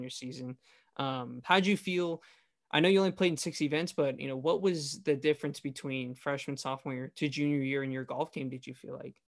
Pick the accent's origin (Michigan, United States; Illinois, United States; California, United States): California, United States; the Valley; I'm from the Valley